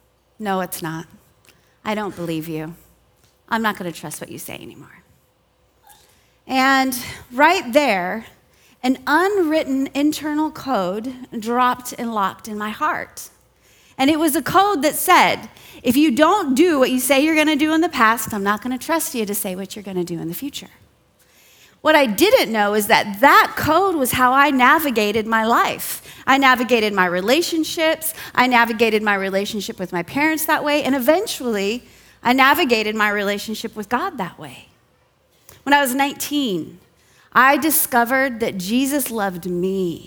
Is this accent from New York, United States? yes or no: no; Southern California, United States; I grew up in Southern California